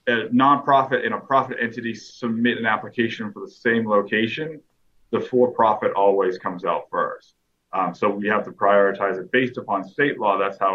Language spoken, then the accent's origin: English; Boston, Massachusetts, United States; also born or lived in El Paso, Texas; now in Austin, United States; I'm originally actually from Boston, Massachusetts, so I am a Patriots fan. You know, I did go, I came to Texas through the United States military, hence why I was in El Paso, hence why I went to UTEP. But then I came to Austin, did grad school at UT